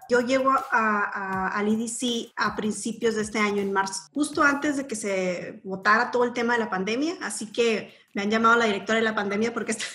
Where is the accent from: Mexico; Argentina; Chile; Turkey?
Mexico; Mexicali, Baja California; yo soy eh, nacida y criada en Mexicali. Mexicali es mi hogar, es mi casa.